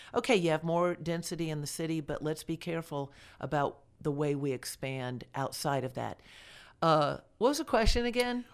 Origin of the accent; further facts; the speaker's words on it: Delray Beach, Florida, United States; moved away as an adult; also born or lived in Georgia; now in Villa Rica, United States; I grew up in Delray Beach, Florida, that's, uh, well, I was born there, so I was a native Floridian